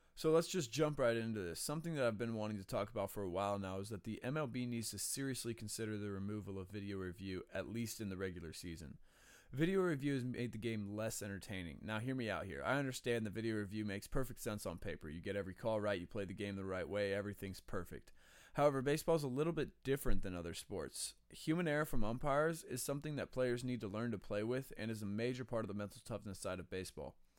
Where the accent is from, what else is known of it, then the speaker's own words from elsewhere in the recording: Las Vegas, Nevada, United States; where I'm from, I'm from Vegas